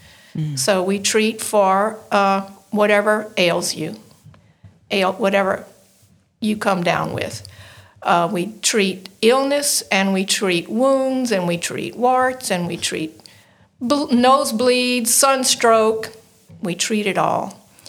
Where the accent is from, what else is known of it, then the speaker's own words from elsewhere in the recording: Lafayette, Louisiana, United States; I grew up right here in Lafayette. I'm one of the few natives.